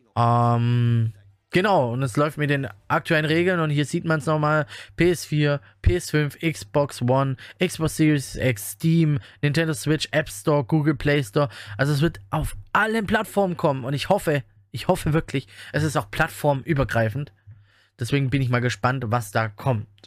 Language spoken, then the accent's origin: German; Germany; bei uns in Deutschland